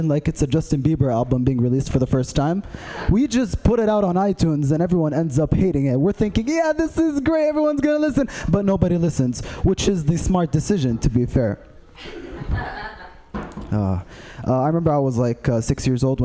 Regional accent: Saudi Arabia; I am from Saudi Arabia

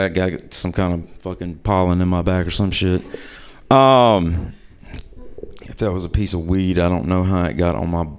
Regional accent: New Orleans, Louisiana, United States; I'm from New Orleans, Louisiana

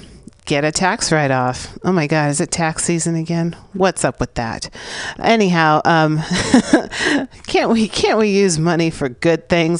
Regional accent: San Francisco, California, United States; live from the Mission District of San Francisco, my hometown.

